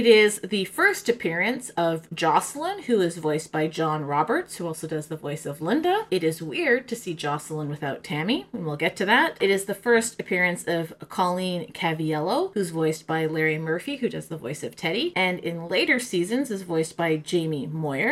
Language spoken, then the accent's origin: English; England, United Kingdom; I'm from England